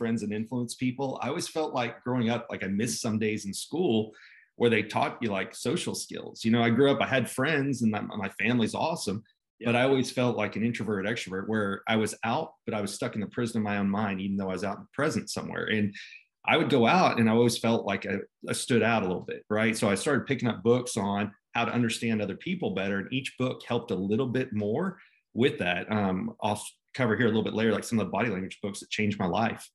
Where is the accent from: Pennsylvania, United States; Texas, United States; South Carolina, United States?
Texas, United States; Dallas; I grew up here in Dallas, Texas, actually in between Dallas and Fort Worth. Moved here when I was three